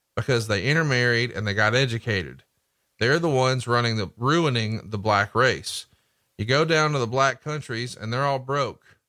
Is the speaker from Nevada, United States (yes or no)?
no; Alabama, United States; I'm from Alabama